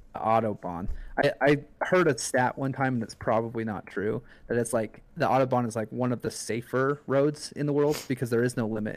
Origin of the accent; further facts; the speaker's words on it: Utah, United States; my whole life growing up, I'm from Utah